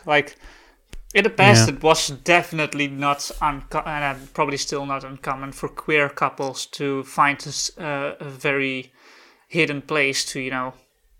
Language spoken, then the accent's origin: English; California, United States; I'm from California.